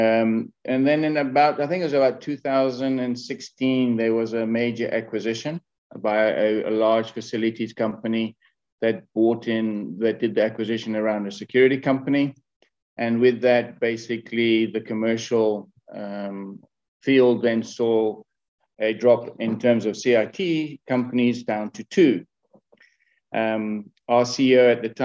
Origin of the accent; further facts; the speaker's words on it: Kenya; moved away as an adult; I was born in Kenya. So I had a fantastic childhood.